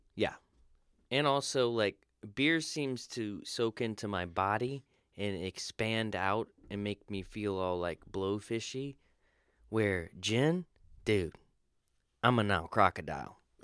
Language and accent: English; Florida, United States; I was born in Florida